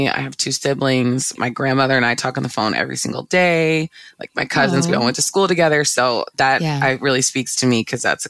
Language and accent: English; Virginia, United States; I'm from Northern Virginia area.